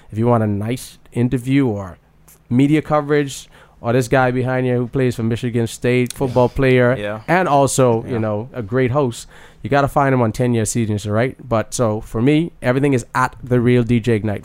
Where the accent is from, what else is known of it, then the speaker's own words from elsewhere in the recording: Bahamas; moved away; We're from the Bahamas.